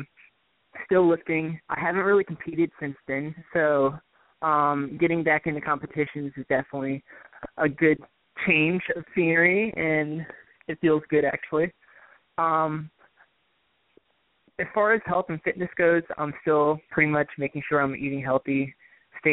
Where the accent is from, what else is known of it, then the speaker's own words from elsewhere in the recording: Virginia, United States; my home state, Virginia